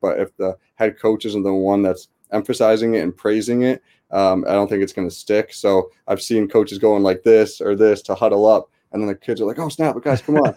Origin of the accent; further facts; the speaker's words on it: West Hartford, Connecticut, United States; I grew up in West Hartford, Connecticut, uh, born and raised